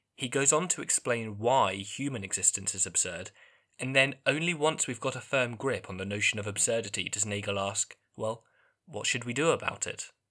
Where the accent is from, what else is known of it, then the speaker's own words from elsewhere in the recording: England, United Kingdom; growing up in England